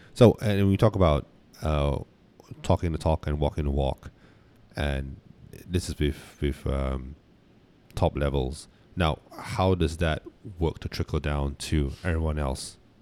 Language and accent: English; Malaysia; we're from Malaysia